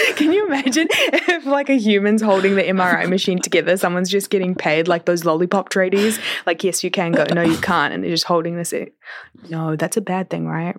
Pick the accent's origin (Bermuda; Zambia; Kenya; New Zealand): New Zealand; accent: Kiwi; moved away as an adult; now in Toronto, Canada; I've been away from home for over a year and my accent is still, like, Kiwi